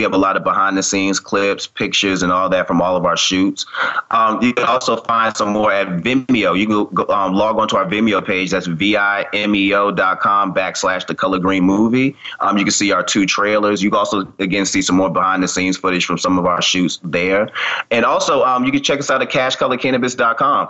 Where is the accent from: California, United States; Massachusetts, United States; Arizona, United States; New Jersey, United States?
Massachusetts, United States; Boston; moved away as an adult; now in Atlanta, United States; definitely my hometown, Boston